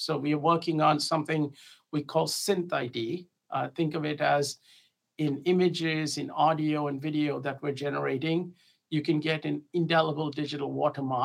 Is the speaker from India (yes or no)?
yes; India; moved away as an adult; I grew up overseas. I grew up in India.